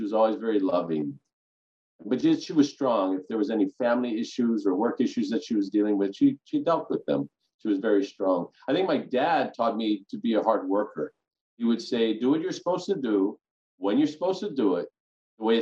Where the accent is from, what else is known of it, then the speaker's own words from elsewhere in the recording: Kailua, Hawaii, United States; A local boy from Kailua, went to Catholic schools, graduated from St. Louis High School